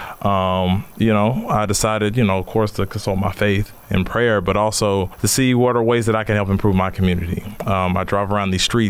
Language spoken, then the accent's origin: English; Knoxville, Tennessee, United States; now in Richmond, United States; Originally, I'm from Knoxville, Tennessee, just outside the rolling hills of the Smoky Mountains. Grew up in an environment similar to a lot of our young people